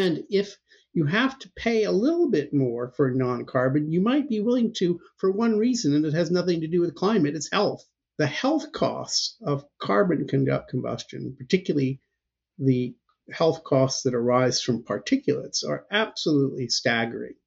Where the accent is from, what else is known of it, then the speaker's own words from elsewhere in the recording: United States; as an American citizen